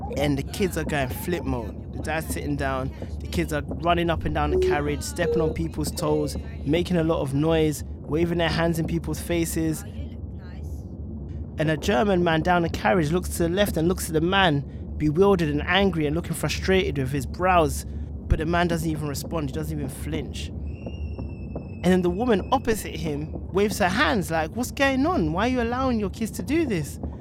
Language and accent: English; London, United Kingdom; growing up in Tottenham, I felt like I was growing up relatively poor in the ghetto.